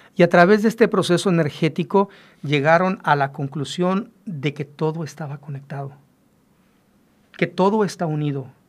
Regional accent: Mexico; nosotros los mexicanos

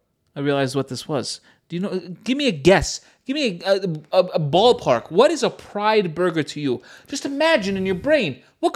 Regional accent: United States; As an American

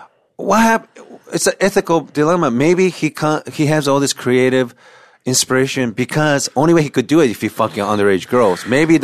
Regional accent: Washington, United States; Because I'm from Washington State.

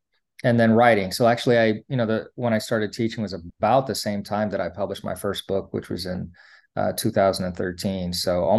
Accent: East Coast, United States; now in Hawaii, United States; I was trying to get residency so I can pay for in-state tuition, because I was from the East Coast and I moved to Hawaii.

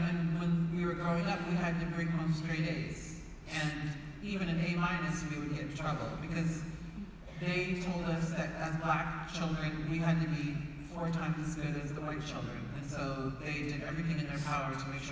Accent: United States; I was raised in the United States

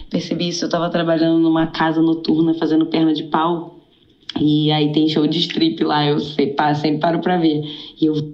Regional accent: Rio de Janeiro, Brazil; porque eu sou carioca, eu sou do Rio de Janeiro

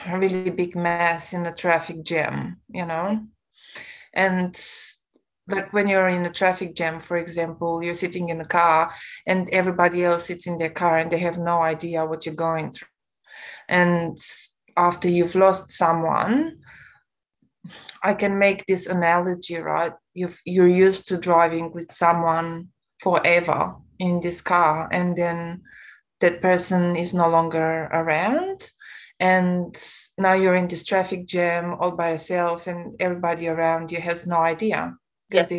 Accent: Romania; English is a second language; now in Australia; I come from a Romanian background

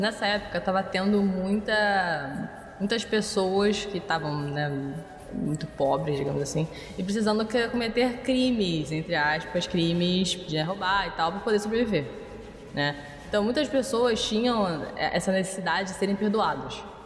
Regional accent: Brazil; para nós brasileiros

